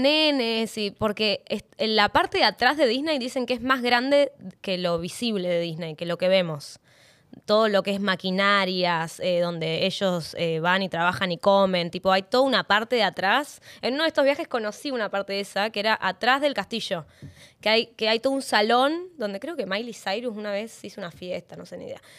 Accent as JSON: {"language": "Spanish", "region": "Neuquén", "country": "Argentina", "moved": "as an adult", "lives_now": "Buenos Aires, Argentina", "said": "Yo soy neuquina"}